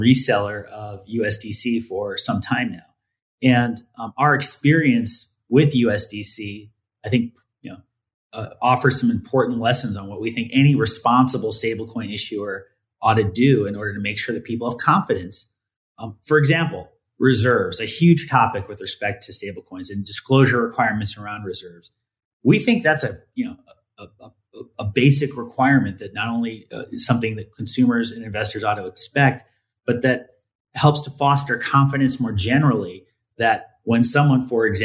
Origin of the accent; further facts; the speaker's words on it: United States; as an American